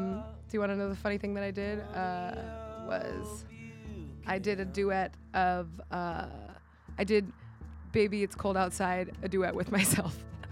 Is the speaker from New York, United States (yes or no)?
no; Miami, Florida, United States; I'm not from Chicago. I'm from Miami